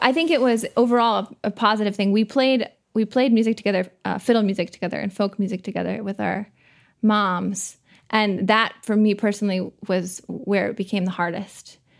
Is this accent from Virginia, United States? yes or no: no; Waldoboro, Maine, United States; I'm from Waldoboro